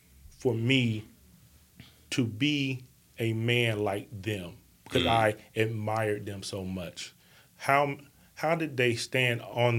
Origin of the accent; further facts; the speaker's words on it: Bessemer, Alabama, United States; I grew up in Bessemer, Alabama.